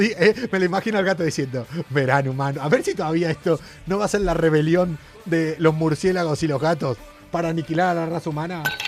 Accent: Argentina; also born or lived in Tarifa; now in Spain; vamos a quedarnos por mi tierra. Vamos a quedarnos en Argentina

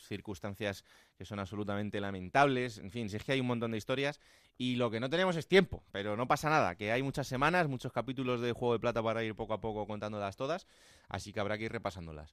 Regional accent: Villanueva de la Serena, Extremadura, Spain; los del Villanovense, porque es el equipo de mi pueblo

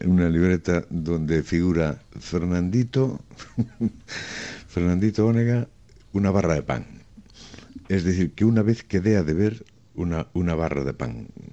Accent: Mosteiro, Galicia, Spain; moved away as an adult; also born or lived in Lugo; now in Madrid, Spain; el ser de mi pueblo y no le llames aldea

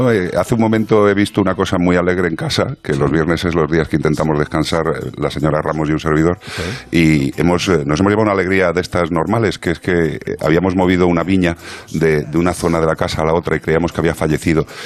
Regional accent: Galicia, Spain; now in Madrid, Spain

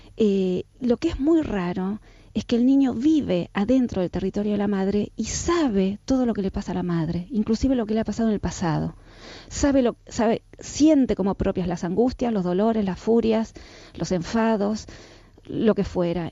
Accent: Argentina; soy argentina, por supuesto en Argentina todos eh, hacemos terapias, a mí mis papás me mandaron a los 13 años a hacer psicoanálisis

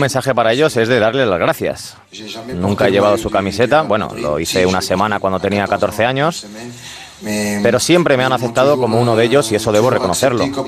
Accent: France; soy francés y como francés

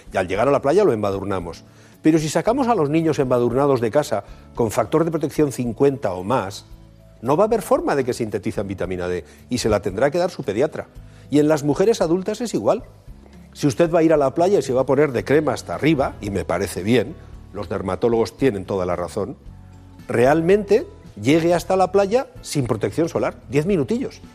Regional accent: Bilbao, Basque Country, Spain; los de Bilbao tenemos una, una, característica diferenciadora

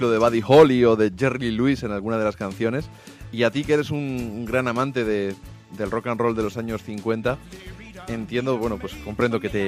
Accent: Argentina; now in Spain

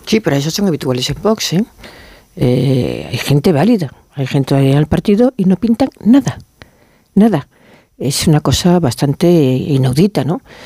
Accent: Galicia, Spain; como gallega

